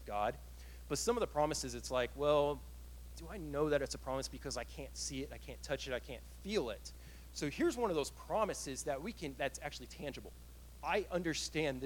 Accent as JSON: {"language": "English", "town": "Killeen", "region": "Texas", "country": "United States", "tie": "born or raised there", "moved": "yes", "said": "If I were in Killeen, I grew up in Killeen"}